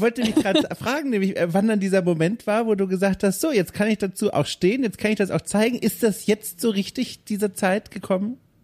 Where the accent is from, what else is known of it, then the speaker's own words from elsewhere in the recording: Southern Germany, Germany; Ich bin auf dem Dorf aufgewachsen im, im Süden Deutschlands